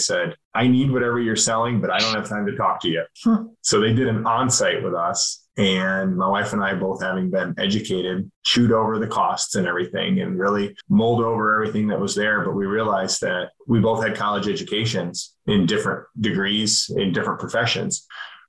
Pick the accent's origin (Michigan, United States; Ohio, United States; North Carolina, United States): Michigan, United States; moved away as an adult; also born or lived in Virginia; I grew up in Michigan. I moved to Virginia in 2006 to go to Liberty University